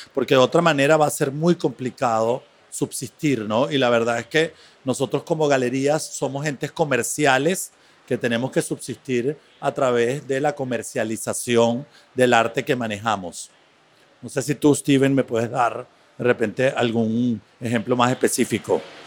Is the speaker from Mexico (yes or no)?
no; Venezuela; moved away as an adult; also born or lived in Buenos Aires; now in New York, United States; soy galerista eh, venezolano, radicado desde hace muchos años por fuera y tengo em, una galería en Nueva York